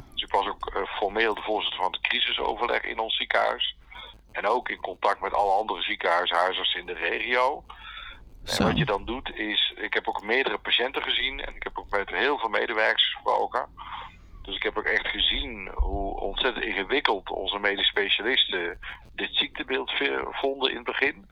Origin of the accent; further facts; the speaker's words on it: North Brabant, Netherlands; also born or lived in Oosterhout; Ik kom uit Brabant. Ik woon in Oosterhout bij Breda